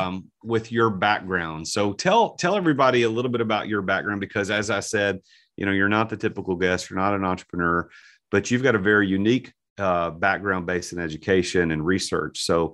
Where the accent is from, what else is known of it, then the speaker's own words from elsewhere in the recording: United States; So I'm American mispronouncing a name.